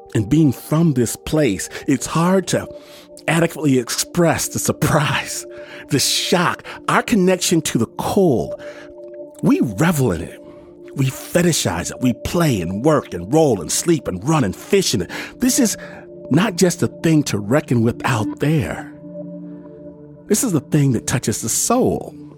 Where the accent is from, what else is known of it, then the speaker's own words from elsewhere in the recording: Michigan, United States; moved away; I'm from Michigan, and this is a real thing in places I grew up.